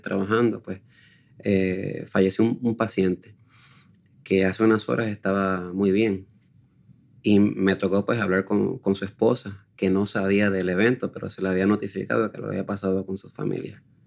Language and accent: Spanish; Puerto Rico; En Puerto Rico no somos muchos, somos escasamente unos 20.